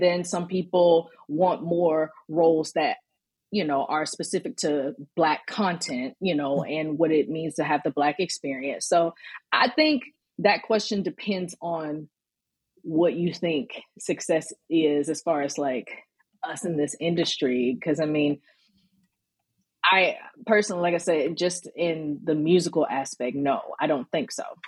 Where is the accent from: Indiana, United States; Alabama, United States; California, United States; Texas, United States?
Alabama, United States; Birmingham; now in Atlanta, United States; I'm originally born and raised in Birmingham, Alabama, you know, Southern. Southern girl